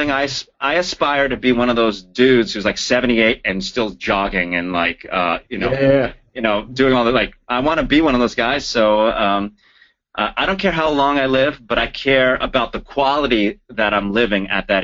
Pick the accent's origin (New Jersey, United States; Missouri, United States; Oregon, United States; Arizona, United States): New Jersey, United States; also born or lived in Florida; now in Los Angeles, United States; I'm from Jersey